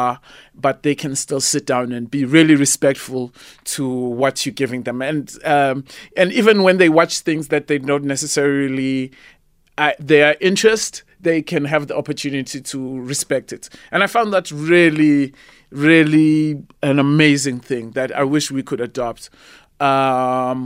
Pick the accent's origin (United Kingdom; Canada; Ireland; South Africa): South Africa; see myself as just a South African artist